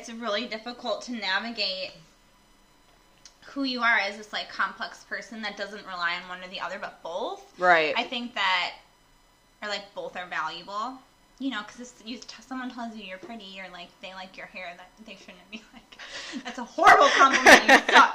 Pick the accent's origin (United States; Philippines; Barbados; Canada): United States; Midwest; we're from the Midwest